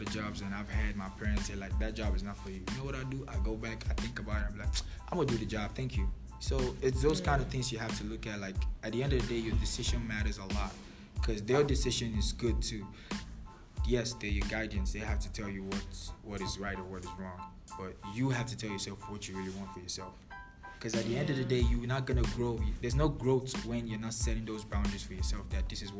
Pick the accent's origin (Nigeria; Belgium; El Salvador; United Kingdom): Nigeria; moved away; Nigerian, born and brought up, fully blooded